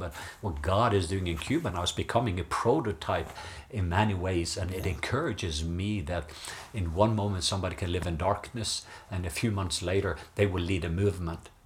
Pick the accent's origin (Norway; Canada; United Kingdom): Norway; I grew up in Norway